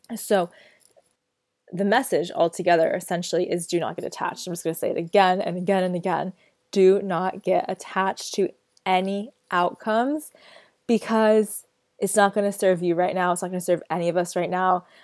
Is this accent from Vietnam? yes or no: no; United States; moved away; I am American born, um, I am American citizen